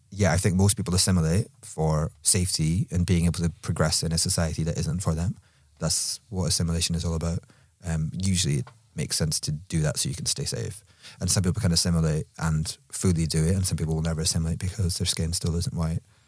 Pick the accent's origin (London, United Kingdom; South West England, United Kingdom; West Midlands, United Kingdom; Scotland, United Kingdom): Scotland, United Kingdom; Edinburgh; accent: Edinburgh; moved away; my accent was just from Edinburgh